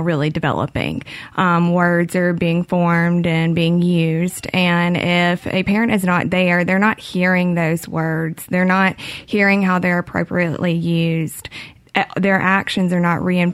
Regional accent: Madison, Mississippi, United States; I was born and raised in Madison, Mississippi

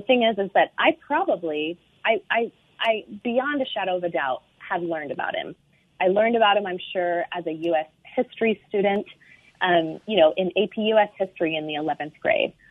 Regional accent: Pacific Northwest, United States; also born or lived in Seattle, Washington; now in San Francisco Bay Area, United States; I grew up in the Pacific Northwest

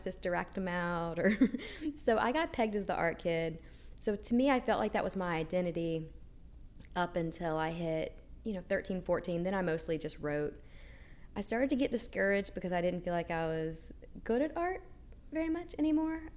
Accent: Mobile, Alabama, United States; I grew up in Mobile, Alabama

